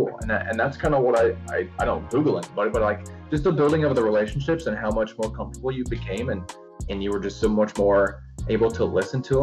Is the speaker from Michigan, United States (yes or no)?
no; Salisbury, Indiana, United States; moved away as an adult; I came from Salisbury, Indiana, which is in like the bottom right corner, close to Louisville